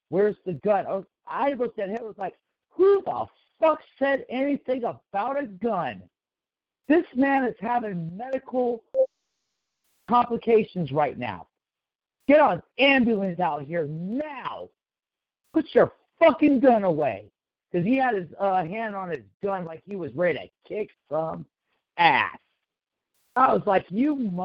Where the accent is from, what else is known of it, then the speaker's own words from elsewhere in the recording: Sacramento, California, United States; I don't live in Oak Park currently, but I used to live in Oak Park, which is a major part of Sacramento in the city